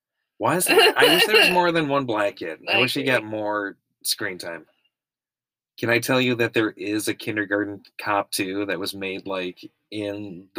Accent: Austria; born there; I was born in Austria.

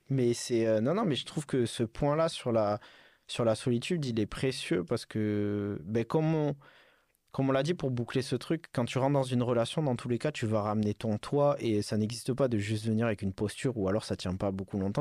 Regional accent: Bordeaux, Nouvelle-Aquitaine, France; moved away; je suis reparti dans ma, dans ma ville natale à Bordeaux

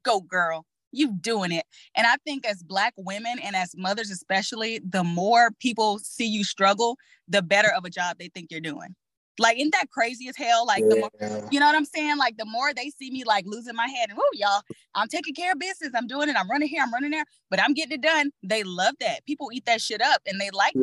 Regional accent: Texas, United States; I'm from Texas

